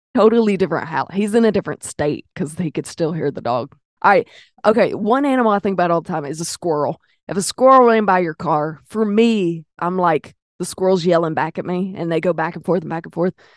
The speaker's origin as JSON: {"language": "English", "town": "Pine Bluff", "region": "Arkansas", "country": "United States", "said": "I'm from Pine Bluff"}